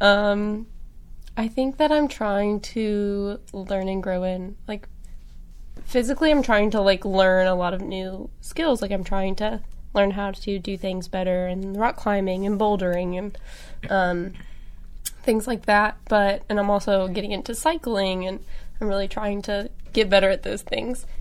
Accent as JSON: {"language": "English", "town": "Jonesboro", "region": "Arkansas", "country": "United States", "said": "I'm from Arkansas, I'm from Jonesboro, and I have a big family and grew up with a lot of animals"}